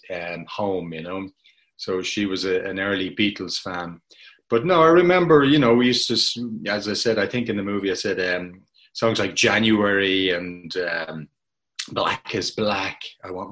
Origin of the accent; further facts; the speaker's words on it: Dublin, Leinster, Ireland; I grew up in Donnybrook in Dublin